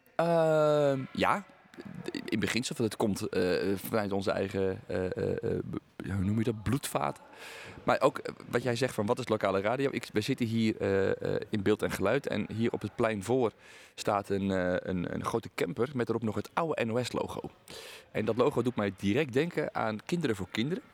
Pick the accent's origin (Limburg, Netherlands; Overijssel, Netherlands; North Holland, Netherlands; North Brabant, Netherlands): North Holland, Netherlands; Aalsmeer; Ik ben namelijk geboren in Alsmeer en woon nu in een dorp daarnaast